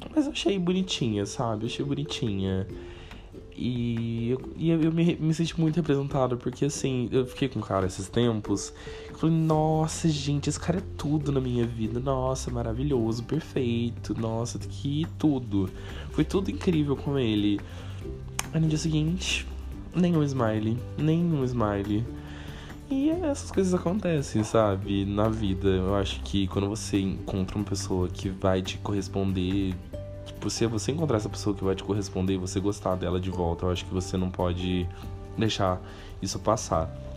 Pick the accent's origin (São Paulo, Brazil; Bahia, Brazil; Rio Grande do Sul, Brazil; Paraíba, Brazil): São Paulo, Brazil; Cruzeiro; now in São Paulo, Brazil; em 2021 eu passei um tempo na minha cidade natal, nasci né, em Cruzeiro, interior de São Paulo, próximo a Taubaté